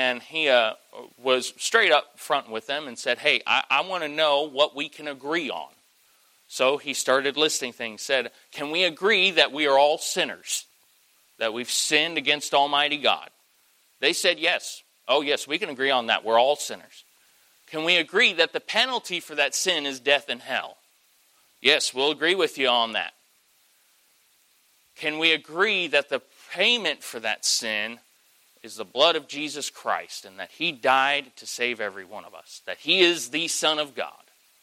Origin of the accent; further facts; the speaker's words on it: Southern United States, United States; I'm in Yankee territory, but tell me there's somebody in here who knows what a glory lap is. Hey, I'm from South.